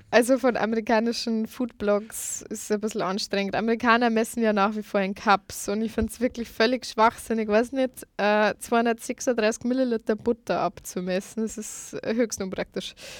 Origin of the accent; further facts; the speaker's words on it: Lower Bavaria, Germany; moved away as an adult; now in Vienna, Austria; eigentlich bin ich aus Niederbayern. Ähm, ich bin erst seit Oktober 2015 in Wien